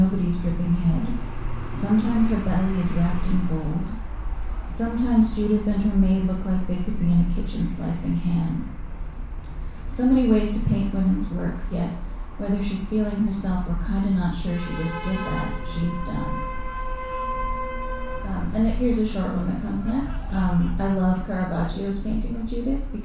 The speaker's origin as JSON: {"language": "English", "region": "Arizona", "country": "United States", "tie": "born or raised there", "moved": "yes", "said": "I grew up in Arizona"}